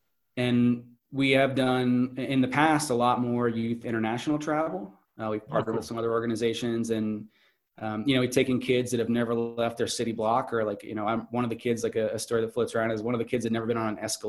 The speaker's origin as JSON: {"language": "English", "region": "North Carolina", "country": "United States", "said": "It's, I'm from North Carolina and I'm going to go on this expedition to Alaska."}